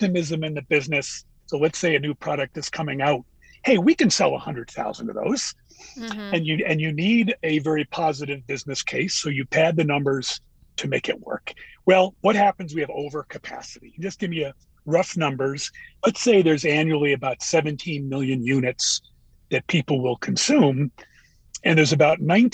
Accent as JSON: {"language": "English", "region": "Northeast", "country": "United States", "tie": "born or raised there", "said": "I grew up in the Northeast."}